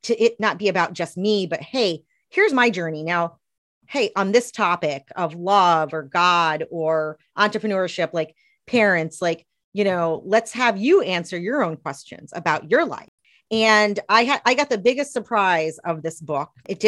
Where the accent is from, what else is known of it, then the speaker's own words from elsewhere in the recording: Tennessee, United States; born there; I was born in East Tennessee in probably the smallest town in Tennessee.